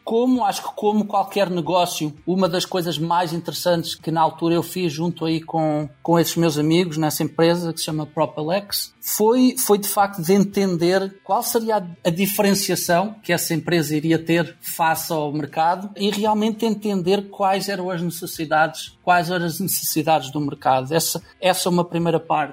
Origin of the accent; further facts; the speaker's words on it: Portugal; moved away as an adult; also born or lived in Lisbon / Silicon Valley; eu iniciei, iniciei obviamente a minha vida em Portugal